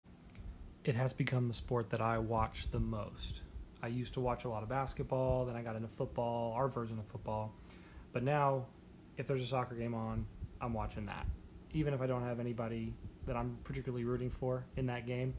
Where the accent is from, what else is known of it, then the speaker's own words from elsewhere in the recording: United States; I pretty clearly was born in America